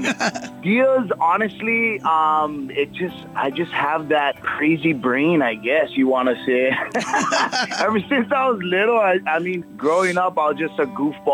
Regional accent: North Shore, Oahu, Hawaii, United States; I grew up over here. I grew up on the North Shore on Oahu

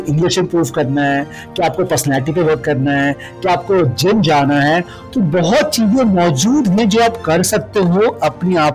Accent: Bokaro, Jharkhand, India; मैं झारखंड से आता हूँ मेरे जो मेरा बर्थ प्लेस था वो बोकारो से सिटी है

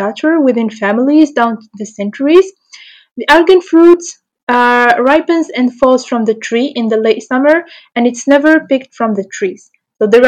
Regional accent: Morocco; I'm from Morocco

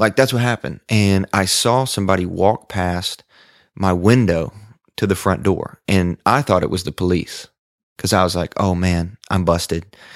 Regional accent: Sacramento, Kentucky, United States; now in Nashville, United States; I am from West Kentucky, a really tiny farming community called Sacramento, Kentucky

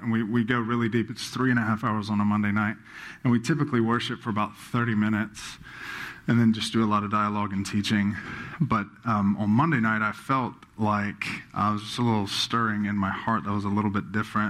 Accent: Baton Rouge, Louisiana, United States; born and raised in Baton Rouge

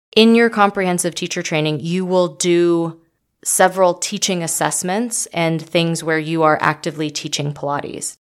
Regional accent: Las Vegas, Nevada, United States; I'm from Vegas

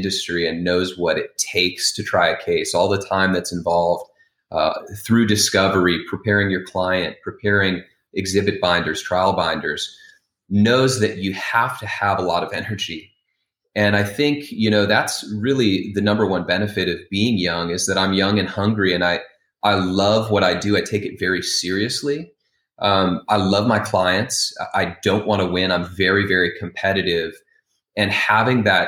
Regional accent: Wyoming, United States; I grew up in Wyoming

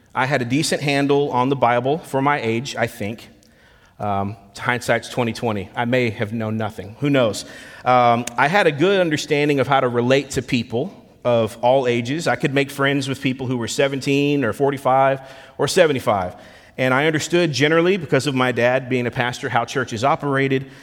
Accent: Lakeland, Florida, United States; moved away as an adult; now in Memphis, United States; left my hometown in Lakeland, Florida to relocate here to Memphis, Tennessee

